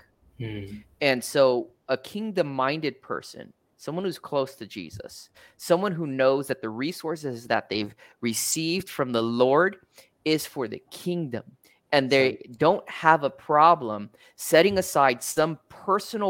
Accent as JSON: {"language": "English", "country": "United States", "said": "I'm American"}